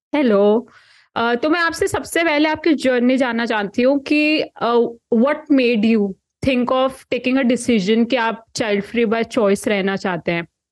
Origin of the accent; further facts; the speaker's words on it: Kurukshetra, Haryana, India; मैं कुरुक्षेत्र हरियाणा से हूँ